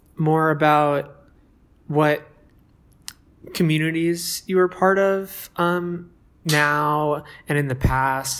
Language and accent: English; New Jersey, United States; I'm from New Jersey